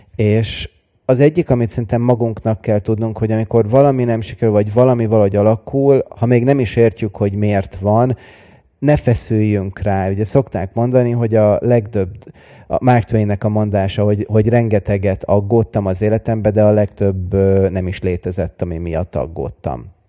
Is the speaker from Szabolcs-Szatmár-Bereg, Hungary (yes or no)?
no; Budapest, Hungary; also born or lived in Los Angeles, United States; én Budapesten születtem és nőttem fel